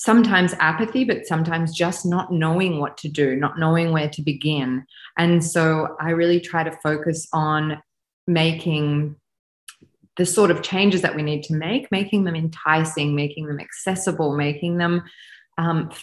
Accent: Australia; also born or lived in France / India; I am an Australian woman with an Eastern European background.

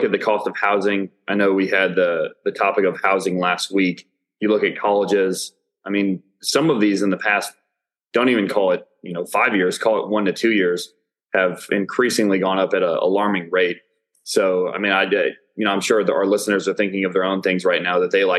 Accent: Illinois, United States; now in Dallas, United States; I'm from Illinois, from a blue collar area.

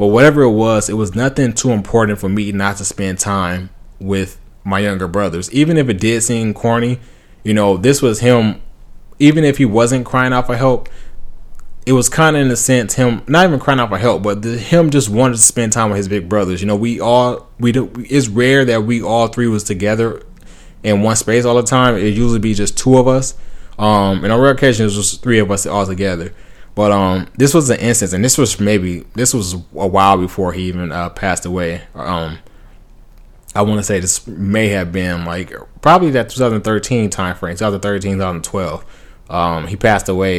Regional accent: Compton, California, United States; I grew up in Compton. Then I moved to the suburbs.

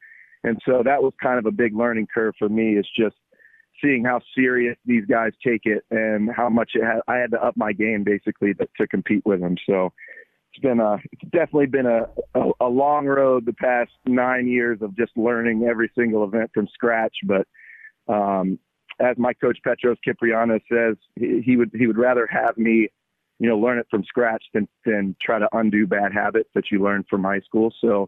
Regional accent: United States; obviously I'm an American, athlete.

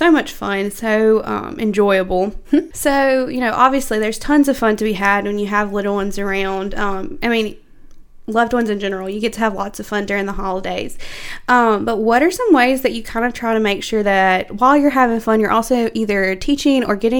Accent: Louisiana, United States; I was raised in Louisiana

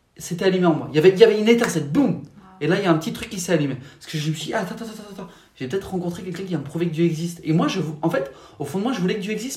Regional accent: Paris region, Île-de-France, France; moved away; J'ai grandi en France, en région parisienne, au tout début.

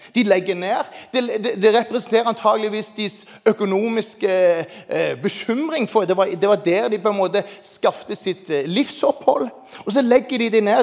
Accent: Jæren, Rogaland, Norway; der jeg kommer fra

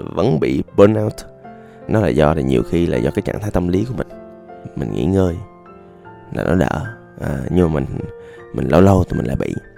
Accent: Da Lat, Lam Dong, Vietnam; moved away; quê tôi đà lạt

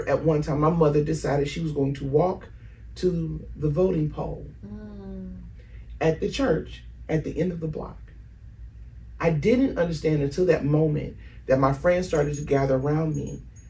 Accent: Chicago, Illinois, United States; I grew up in Chicago.

